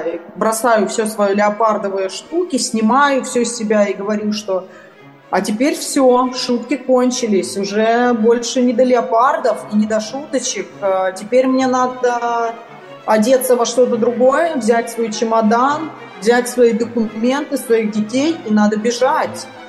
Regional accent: Moscow, Russia; moved away; also born or lived in Kyiv, Ukraine; я родилась в Москве и 14 лет живу в Украине

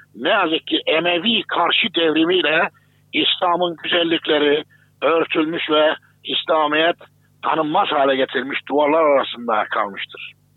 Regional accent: Kayseri Province, Turkey; benim de memleketimdir Kayseri.

